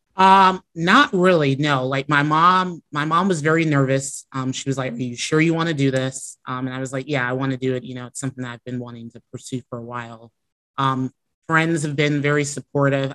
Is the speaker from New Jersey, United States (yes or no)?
no; Chicago, Illinois, United States; now in Florida, United States; I grew up in Chicago